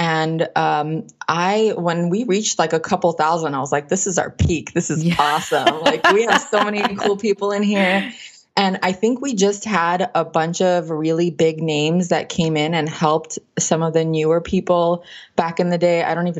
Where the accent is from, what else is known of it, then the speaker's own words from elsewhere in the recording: Los Angeles, California, United States; California. I'm from California.